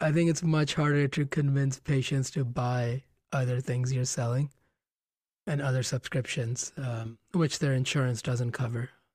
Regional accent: Gonda, Uttar Pradesh, India; moved away; Gonda, which is my hometown in India

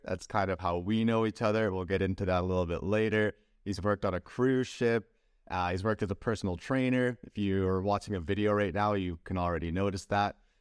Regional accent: Canada; as a Canadian, if I would wanna work in the United States, I would need a visa.

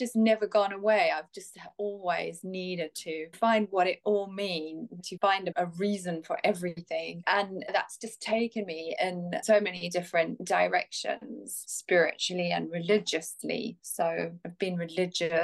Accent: Zimbabwe; moved away as an adult; now in England; I was born in Zimbabwe, raised in Zimbabwe, came to England when I was 21

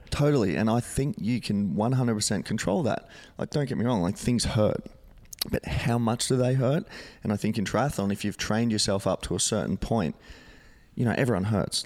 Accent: Gold Coast, Queensland, Australia; living and growing up on the Gold Coast

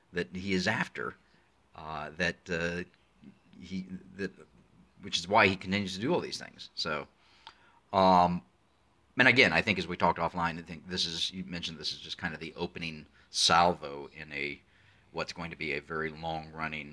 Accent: United States; now in Arizona, United States; I'm an American sitting in the deserts of southern Arizona

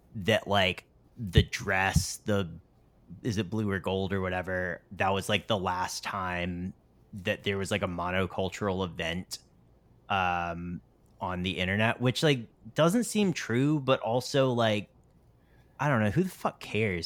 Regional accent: North Carolina, United States; moved away; I grew up in North Carolina

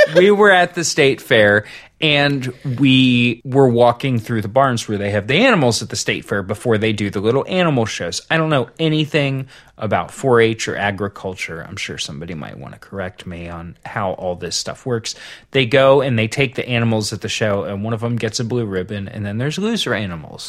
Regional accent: Southern Ohio, United States; I grew up in Southern Ohio

